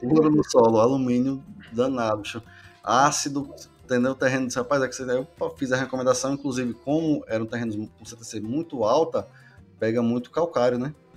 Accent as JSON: {"language": "Portuguese", "region": "Northeast Region", "country": "Brazil", "tie": "born or raised there", "said": "eu sou aqui do Nordeste, né? Sou nascido e criado, né? Aqui na região"}